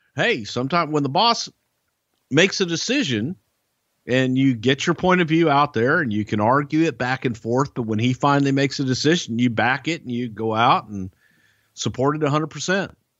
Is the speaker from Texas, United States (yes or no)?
yes; Houston, Texas, United States; here in my hometown of Houston.